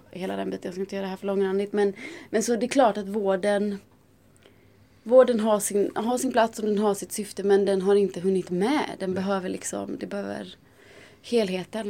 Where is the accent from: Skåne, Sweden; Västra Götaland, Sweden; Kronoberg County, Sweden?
Västra Götaland, Sweden; Gothenburg; now in Stockholm, Sweden; Jag är från Göteborg